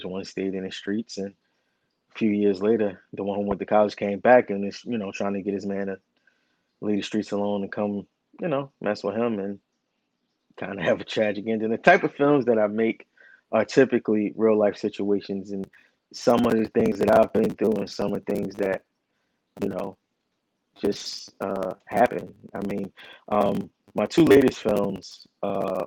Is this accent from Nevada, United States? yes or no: no; Newark, New Jersey, United States; I'm from Newark, New Jersey. Lived in my whole life.